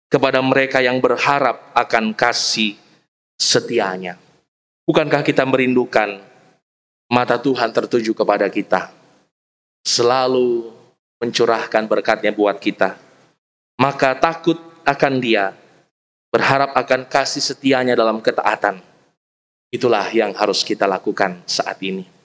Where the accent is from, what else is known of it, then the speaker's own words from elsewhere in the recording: West Java, Indonesia; Saya orang Sunda, ada Opung Utajul orang Batak, ada Opa Aris orang Toraja. Kita lahir dalam tradisi, dalam budaya kita masing-masing.